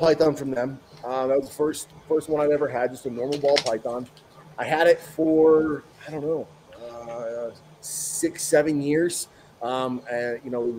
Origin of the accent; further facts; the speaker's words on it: Northwest Ohio, United States; moved away as an adult; also born or lived in Colorado; now in Park City, United States; I grew up in Northwest Ohio